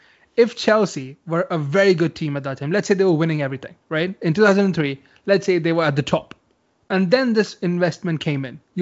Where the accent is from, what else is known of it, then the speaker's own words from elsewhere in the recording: India; I'm from India. Football's not that famous here.